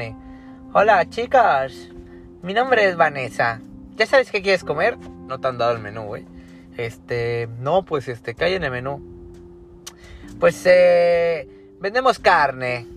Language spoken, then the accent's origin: Spanish; Mexico; yo soy mexicano y he venido a Tulum desde antes que conocieras que existe México